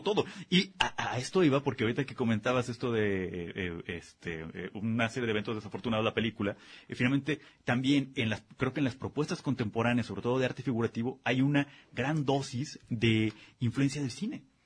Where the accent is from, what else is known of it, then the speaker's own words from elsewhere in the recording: Guadalajara, Jalisco, Mexico; also born or lived in Zapopan; nací en Guadalajara, vivo en Benjamin